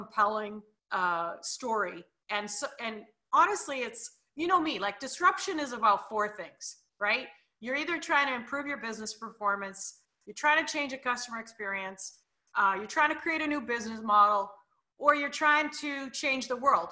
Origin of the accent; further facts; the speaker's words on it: Canada; I'm Canadian too